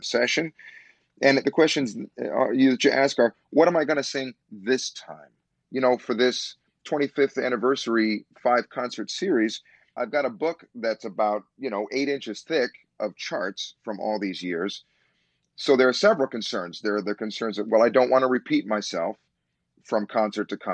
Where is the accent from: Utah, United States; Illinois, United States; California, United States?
Illinois, United States; Chicago; moved away; also born or lived in New York City; I had my beginnings here. This is my home. This is the dream city of my youth.